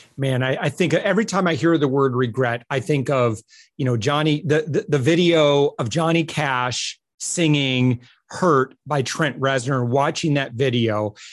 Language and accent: English; Midwest, United States; I'm from the Midwest and, you know, very, you know, working poor kind of culture.